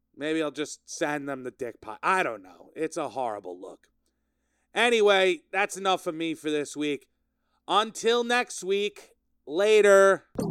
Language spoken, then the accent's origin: English; Sayville, New York, United States; I'm in my hometown, my hometown of Sayville. Sayville, Long Island